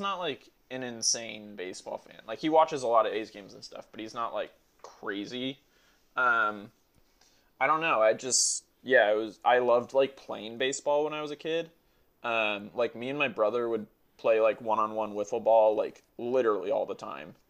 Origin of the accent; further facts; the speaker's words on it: Oakland, California, United States; also born or lived in Dallas, Texas; I was born in Dallas, uh, which was like a complete bullshit reason to like them because I lived there for six months and then like spent my whole life in Oakland.